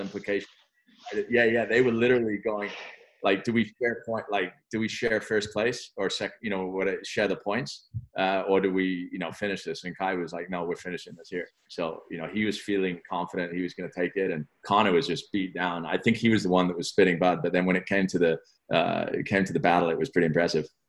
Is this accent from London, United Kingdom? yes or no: yes; London, United Kingdom; also born or lived in France; growing up in London